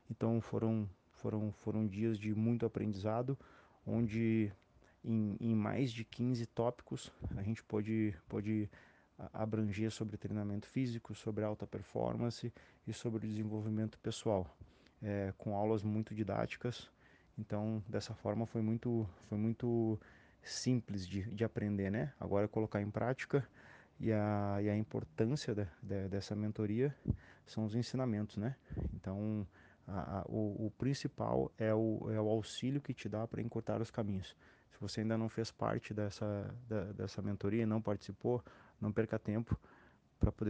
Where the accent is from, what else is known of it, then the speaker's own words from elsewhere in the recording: Porto Alegre, Rio Grande do Sul, Brazil; now in Curitiba, Brazil; sou natural de Porto Alegre, hoje resido em Curitiba